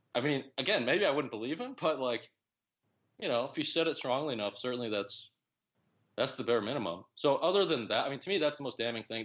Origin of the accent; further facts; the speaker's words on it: Oak Park, Illinois, United States; I grew up near Chicago